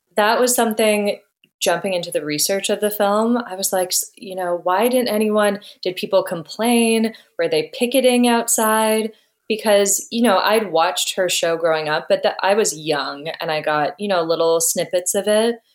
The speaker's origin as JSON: {"language": "English", "town": "Ottawa", "region": "Ontario", "country": "Canada", "tie": "born or raised there", "said": "I grew up in Ottawa"}